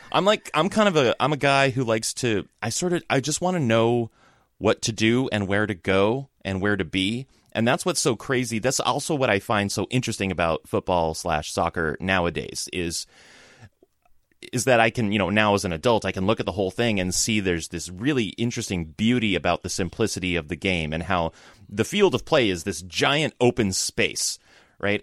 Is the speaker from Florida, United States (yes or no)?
no; Los Angeles, California, United States; moved away; also born or lived in San Francisco; I lived in San Francisco for, like, ten years, but I grew up in Southern California, kinda in the L A area.